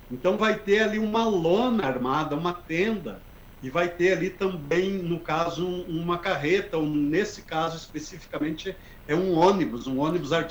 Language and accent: Portuguese; Carazinho, Rio Grande do Sul, Brazil; por ser né, a minha cidade natal